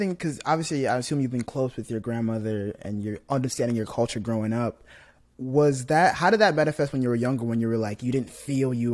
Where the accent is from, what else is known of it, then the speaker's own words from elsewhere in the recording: Nigeria; now in United States; so I, I am from Nigeria, so I came to the states, and ever since I was kind of growing up in school, I was always in majority black areas, like black schools, had a lot of black friends